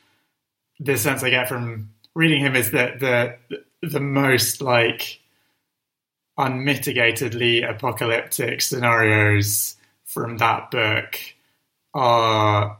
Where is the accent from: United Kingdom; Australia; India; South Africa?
United Kingdom; London; I grew up in North London and I still live in North London.